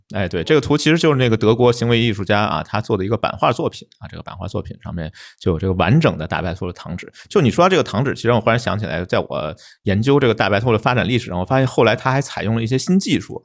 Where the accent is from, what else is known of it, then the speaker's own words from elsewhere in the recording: Beijing, China; 用我们北京话说拿勺蒯